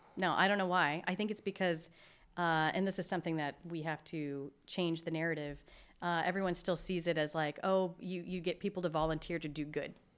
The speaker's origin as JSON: {"language": "English", "town": "Seattle", "region": "Washington", "country": "United States", "tie": "born or raised there", "moved": "as an adult", "lives_now": "Spokane, United States", "said": "I grew up in Seattle"}